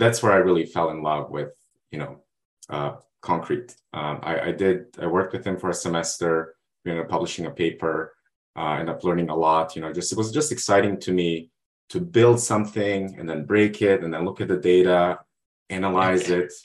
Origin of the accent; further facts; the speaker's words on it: Montenegro; moved away as an adult; now in United States; I'm originally from Montenegro. And when I was finishing high school